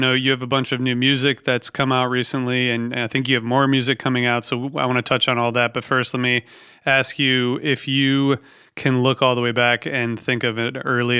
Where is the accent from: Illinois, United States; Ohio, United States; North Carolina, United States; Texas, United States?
Ohio, United States; I'm from Ohio, so I went to Ohio State